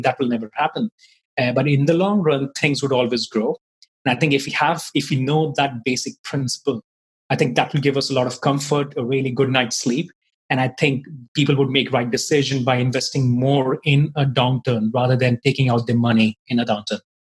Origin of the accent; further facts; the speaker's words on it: India; moved away as an adult; now in Ireland; I'm from basically from India, but I've been living in Ireland for the last nine years